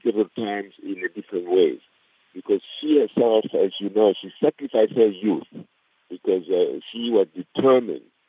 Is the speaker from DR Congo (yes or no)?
yes; DR Congo; moved away as an adult; now in South Africa; I'm from the Democratic Republic of Congo